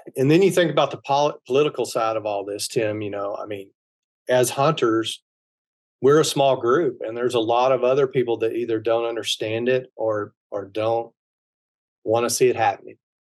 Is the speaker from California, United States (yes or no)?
no; Texas, United States; I'm from Texas